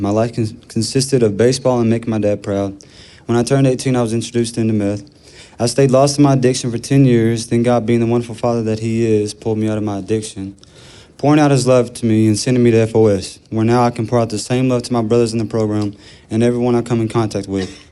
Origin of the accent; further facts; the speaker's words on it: Owensboro, Kentucky, United States; I was born and raised in Owensboro, Kentucky